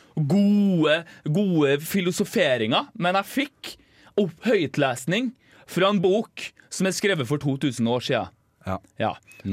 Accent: Northern Norway, Norway; accent: northern Norwegian; Som dere sikkert hører, så kommer jo jeg fra, fra nord

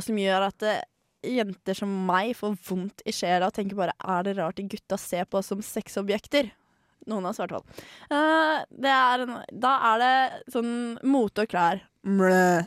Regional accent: Tønsberg, Vestfold, Norway; born or raised there

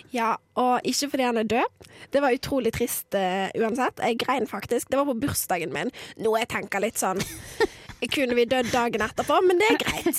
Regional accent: near Bergen, Vestland, Norway; ikke min hjemby, kommer ikke helt fra Bergen, men nesten

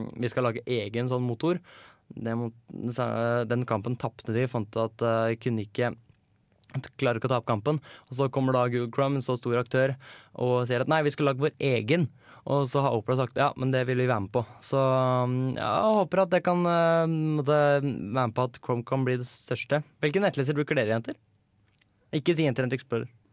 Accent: Hønefoss, Buskerud, Norway; moved away; Har vært hjemme i Hønefoss

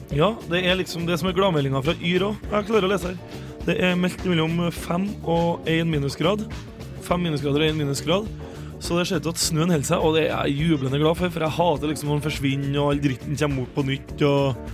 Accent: Trøndelag, Norway; accent: Trønder; Nord-Trøndelag, som altså, er mitt uh, hjemmebane.

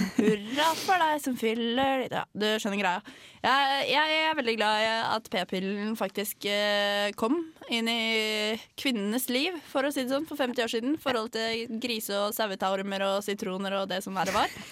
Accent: Tønsberg, Vestfold, Norway; jeg er fra Tønsberg

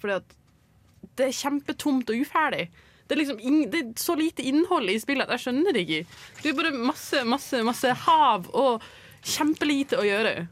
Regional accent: Northern Norway, Norway; Jeg er fra Nord-Norge, ikke sant. Der må vi reise fra øy til øy for liksom å liksom komme noen sted.

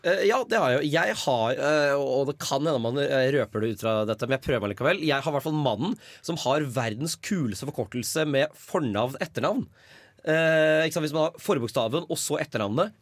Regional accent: Nøtterøy, Vestfold, Norway; jeg er jo fra Norges flotteste sted. Eh, man kaller det Norges svar på Ayanapa. Nemlig Nøtterøy

